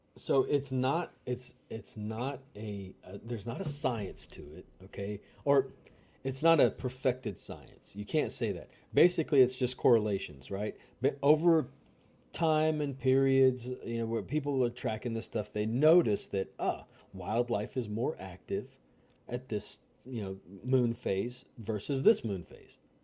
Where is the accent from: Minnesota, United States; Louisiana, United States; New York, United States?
Louisiana, United States; growing up in Louisiana